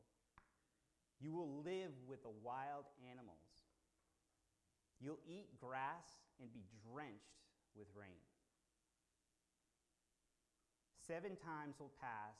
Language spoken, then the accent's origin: English; Boston, Massachusetts, United States; I'm from Boston.